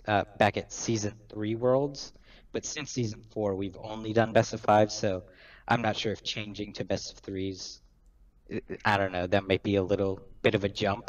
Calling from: Charlotte, North Carolina, United States; Calling from Charlotte, North Carolina.

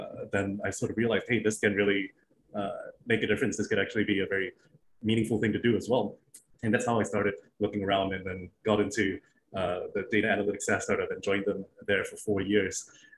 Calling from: Singapore; Right out of Singapore in my home office.

